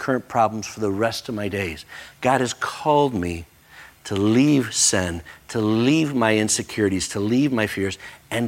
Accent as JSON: {"language": "English", "country": "United States", "said": "as an American, I recognize I am blessed and highly favored."}